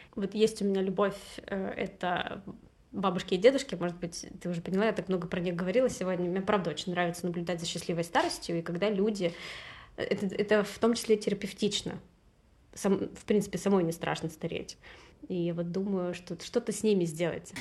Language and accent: Russian; Saint Petersburg, Russia; moved away as an adult; also born or lived in Turkey; now in Barcelona, Spain; я из Питера